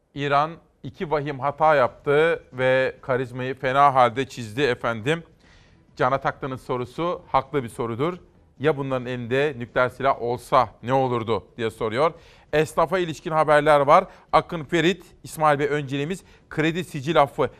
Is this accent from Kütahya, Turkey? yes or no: yes; Simav, Kütahya, Turkey; benim memleketimden Simav'dan, Kütahya Simav'dan